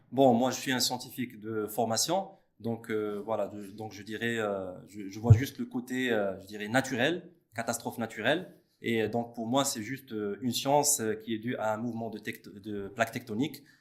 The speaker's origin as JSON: {"language": "French", "country": "Morocco", "said": "chez nous au Maroc"}